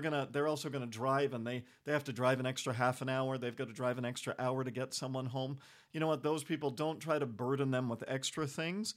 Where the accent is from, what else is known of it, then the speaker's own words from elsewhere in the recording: United States; also born or lived in Europe; I'm American